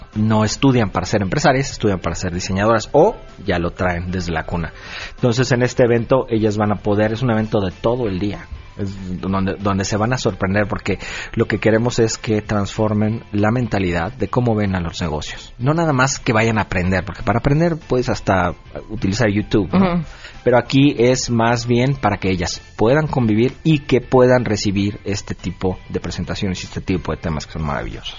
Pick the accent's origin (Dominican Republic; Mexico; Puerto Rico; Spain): Mexico; now in Austin, United States; yo había nacido y crecido en México